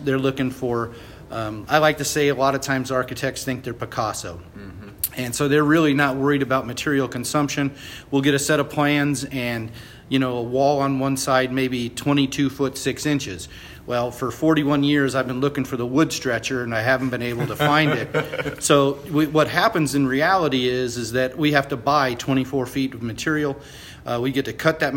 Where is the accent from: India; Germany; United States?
United States; Boerne, Texas; I'm from Boerne, Texas